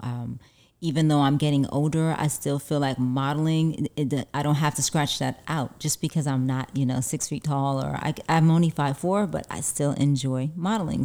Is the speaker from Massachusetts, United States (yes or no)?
no; New York City, New York, United States; also born or lived in Harlem, New York; now in Los Angeles, United States; I'm originally from, uh, Brooklyn, New York, but I was born in Harlem, but raised in Brooklyn